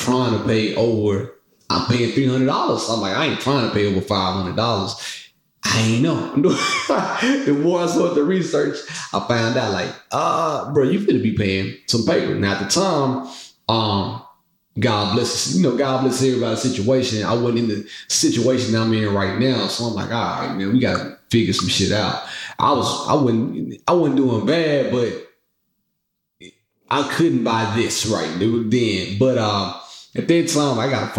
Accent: Mississippi, United States; moved away; I'm from Mississippi. I've been in the country my whole life

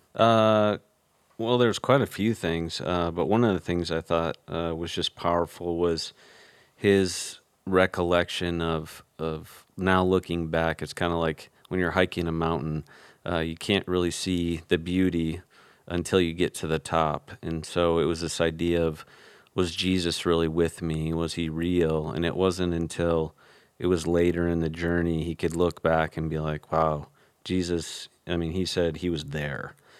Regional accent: Chicago, Illinois, United States; now in Arizona, United States; I grew up in Chicago where we had Baker Squares

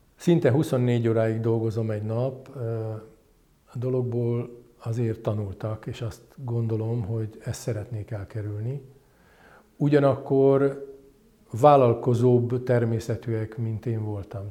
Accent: Hungary; also born or lived in London; én, mint magyar kiküldött

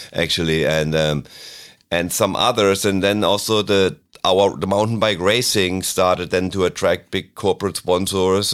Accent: near Freiburg in the Black Forest, Baden-Württemberg, Germany; moved away; also born or lived in Switzerland; a safety rodeo in my hometown in Germany, near Freiburg in the Black Forest

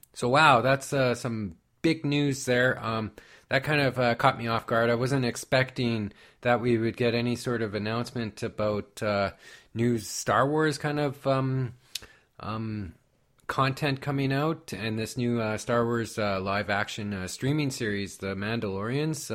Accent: Canada; I'm from Canada

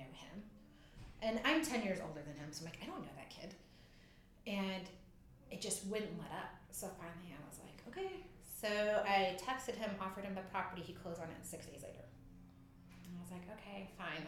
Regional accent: Southern California, United States; moved away; I'm from Southern California

